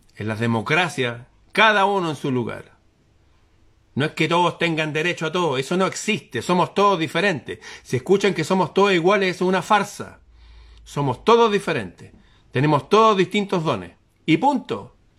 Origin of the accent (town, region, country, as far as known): Chile